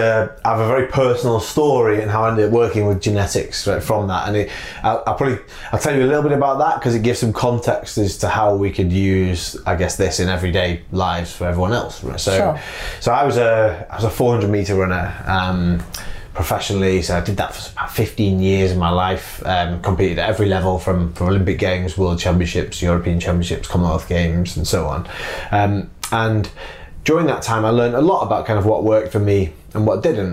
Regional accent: Manchester, North West England, United Kingdom; I'm from Manchester

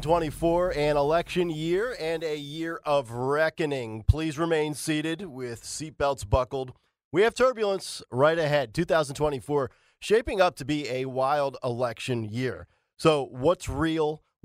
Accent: Philadelphia, Pennsylvania, United States; I'm from South Philadelphia as well.

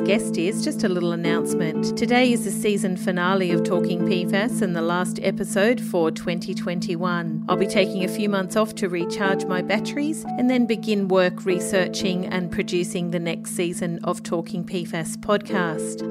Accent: Australia; I'm an Australian journalist, freelance

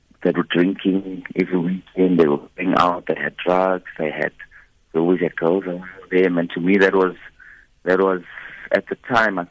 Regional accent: Boksburg, Gauteng, South Africa; I'm from Boksburg, on the East Rand.

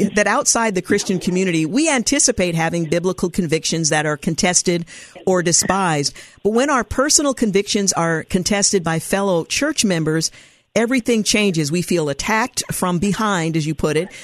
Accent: United States; we are all Americans

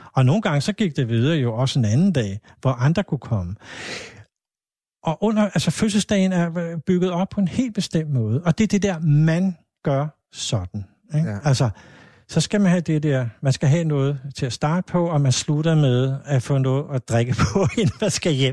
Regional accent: Hvidovre, Capital Region of Denmark, Denmark; jeg er jo faktisk født i Hvidovre

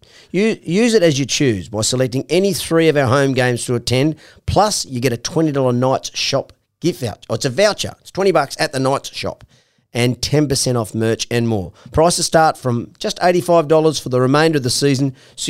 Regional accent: Warwick, Queensland, Australia; now in Newcastle, Australia; I know I'm from Warwick in southeast Queensland. I know Brisbane quite well.

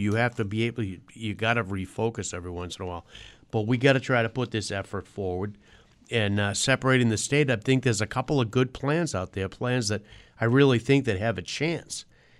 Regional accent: Massachusetts, United States; I'm from Massachusetts.

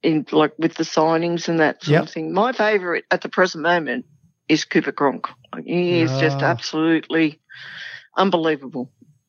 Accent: Sydney, New South Wales, Australia; also born or lived in Randwick; I grew up in Campsie

